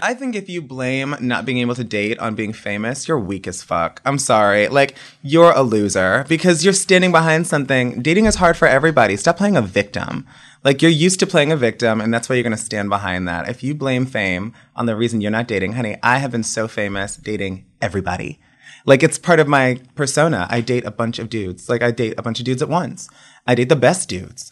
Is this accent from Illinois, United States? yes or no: no; Woodbridge, Virginia, United States; moved away as an adult; also born or lived in Miami, Florida; I grew up in Woodbridge, Virginia, which is like right outside of DC